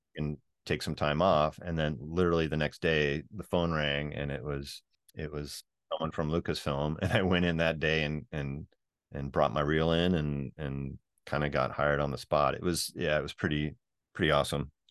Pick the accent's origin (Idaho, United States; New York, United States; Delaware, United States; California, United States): California, United States; Northern; we're both from Northern California